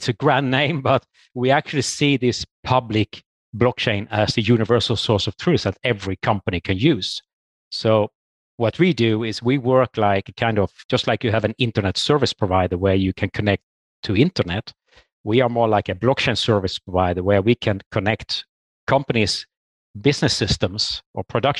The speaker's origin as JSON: {"language": "English", "country": "Sweden", "moved": "as an adult", "lives_now": "Norway", "said": "I'm from Sweden myself and got this opportunity for a job in Norway"}